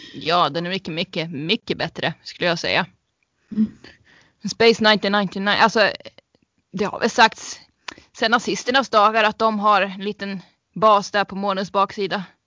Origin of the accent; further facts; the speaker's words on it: Sweden; vi som svenskar